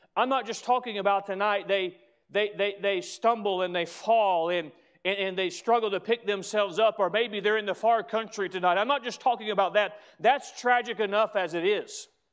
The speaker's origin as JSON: {"language": "English", "country": "United States", "said": "As an American"}